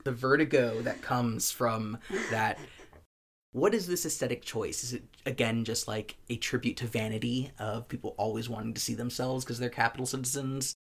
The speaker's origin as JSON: {"language": "English", "country": "United States", "said": "As an American citizen"}